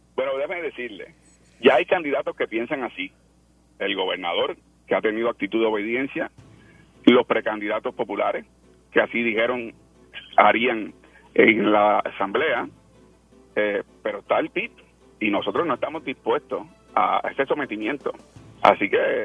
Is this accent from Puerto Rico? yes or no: yes; Puerto Rico; nosotros los puertorriqueños